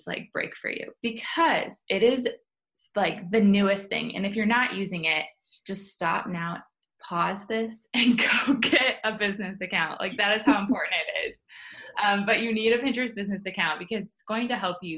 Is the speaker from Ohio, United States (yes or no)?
yes; Columbus, Ohio, United States; I am born and raised in Columbus, Ohio. Love it here